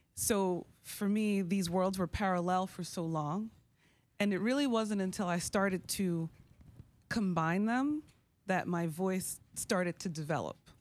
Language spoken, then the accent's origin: English; New York, United States; growing up in New York, I was a hip hop baby